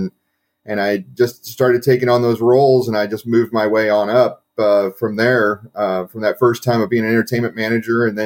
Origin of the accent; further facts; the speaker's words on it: Kansas City, United States; born and raised in Kansas City